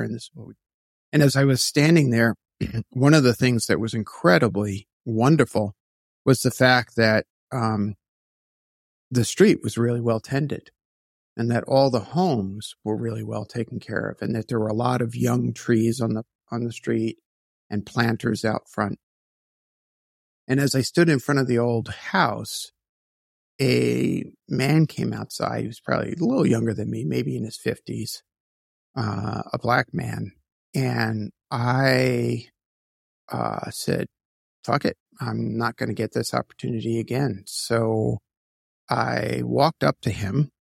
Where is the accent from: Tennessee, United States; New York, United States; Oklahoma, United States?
New York, United States; New York City; also born or lived in Queens, New York; I was born in Brooklyn, New York